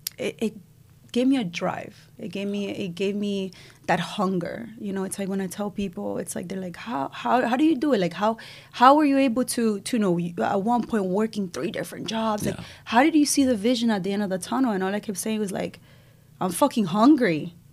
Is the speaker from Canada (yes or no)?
no; Israel; moved away; also born or lived in Cuba; I was born in Cuba. I left when I was two. I moved to Israel. It was hard to get out of Cuba, and my mom was able to find a way because we're Jewish. So we moved to Israel, to the other side of the world